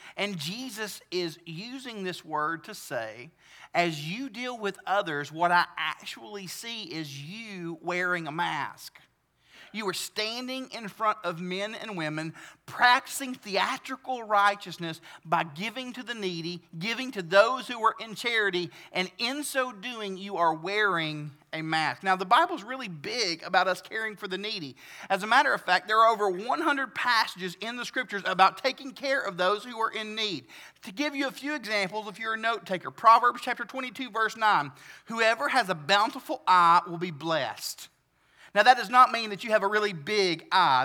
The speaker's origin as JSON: {"language": "English", "area": "the South", "region": "Southern United States", "country": "United States", "accent": "southern", "said": "I like southern things, like my accent"}